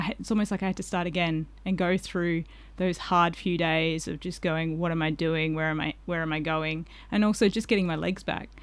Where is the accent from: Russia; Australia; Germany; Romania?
Australia; Collie, Western Australia; I did a little bit of growing up in Collie, so I knew that area quite well